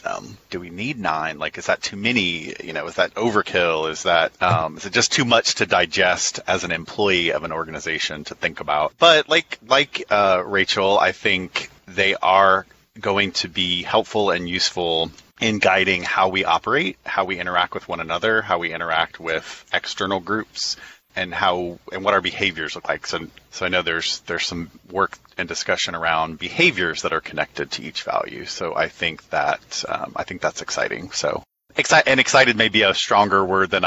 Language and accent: English; Texas, United States; moved away as an adult; now in Georgia, United States; I'm originally from Texas, and I went to the University of Texas